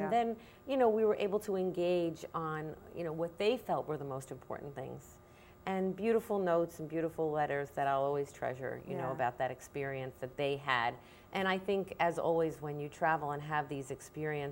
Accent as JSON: {"language": "English", "country": "United States", "said": "as an American woman"}